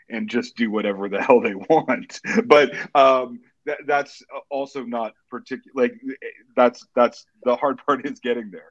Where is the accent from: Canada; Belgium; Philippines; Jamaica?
Canada; Edmonton, Alberta; I was born in Edmonton, Alberta, Canada